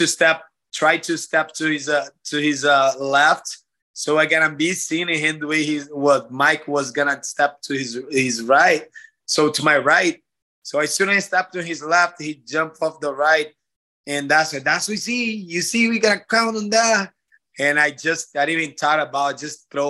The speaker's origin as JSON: {"language": "English", "country": "Brazil", "said": "from my hometown, from home country"}